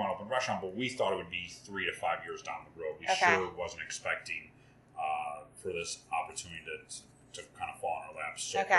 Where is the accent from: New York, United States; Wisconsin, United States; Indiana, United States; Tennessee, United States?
New York, United States; Syracuse; moved away as an adult; also born or lived in Boston; now in Philadelphia area, United States; I grew up in Syracuse.